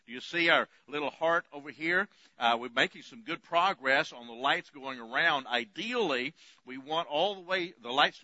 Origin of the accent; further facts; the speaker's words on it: West Texas, United States; I grew up in West Texas